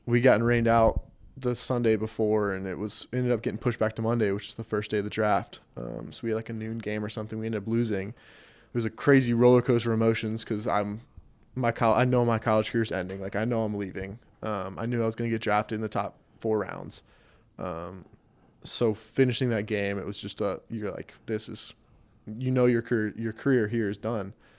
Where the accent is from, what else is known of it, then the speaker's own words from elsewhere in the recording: Raleigh, North Carolina, United States; also born or lived in Wilmington, North Carolina; I grew up in Raleigh, then moved down here for school